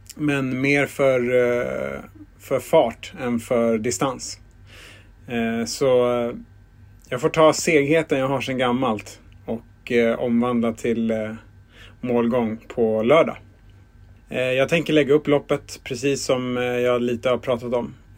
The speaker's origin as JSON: {"language": "Swedish", "town": "Stockholm", "region": "Stockholm County", "country": "Sweden", "tie": "born or raised there", "said": "Jag är uppvuxen på Södermalm"}